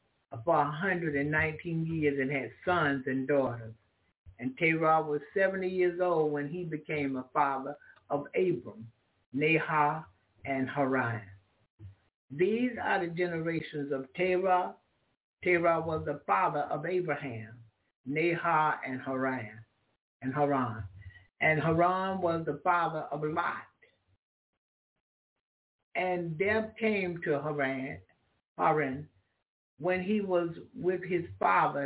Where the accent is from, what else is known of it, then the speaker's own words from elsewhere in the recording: Florida, United States; first language English; moved away; also born or lived in Alaska; I'm from Florida